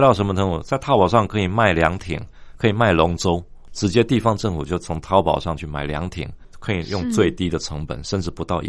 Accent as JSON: {"language": "Chinese", "country": "Taiwan", "said": "不是我们台湾人哦"}